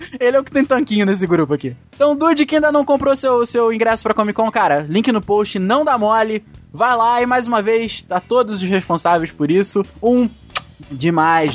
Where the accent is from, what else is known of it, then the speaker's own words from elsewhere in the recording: Petrópolis, Rio de Janeiro, Brazil; a gente é de Petrópolis, no Rio de Janeiro